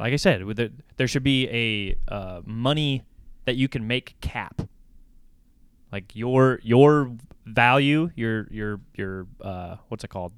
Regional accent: United States; I'm an American

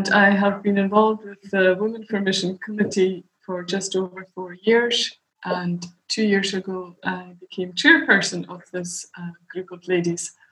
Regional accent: Stornoway, Scotland, United Kingdom; moved away as an adult; also born or lived in Edinburgh; growing up in Stornoway, where I was born and bred until I moved to Edinburgh to work.

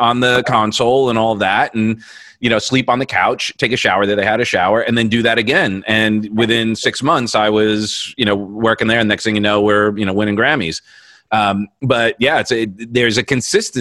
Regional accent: Long Island, New York, United States; I'm from Long Island

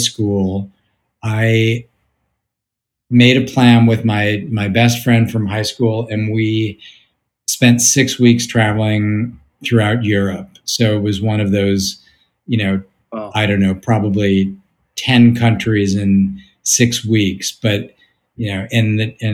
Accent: St. Louis, Missouri, United States; moved away; also born or lived in New York; I grew up in St. Louis

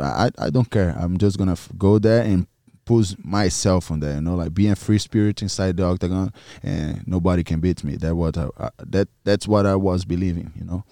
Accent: Maranhão, Brazil; English is a second language; moved away; My family lives in in Maranhão, in my hometown

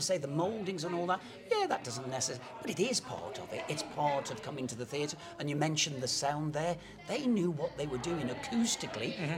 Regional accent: Telford, West Midlands, United Kingdom; I'm a local lad, relatively. I'm from Telford, so yeah. my mom used to bring me here when I was a kid.

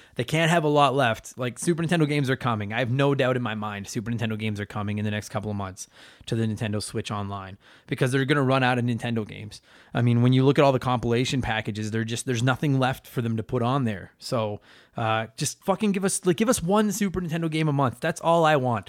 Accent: Canada; I'm Canadian, and I could only fight against my Canadian heritage for so long

